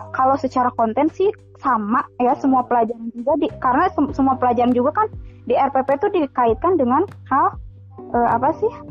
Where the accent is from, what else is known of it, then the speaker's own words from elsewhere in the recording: West Java, Indonesia; bagaimana bisa kita sebagai orang Sunda tidak tidak mencintai gitu.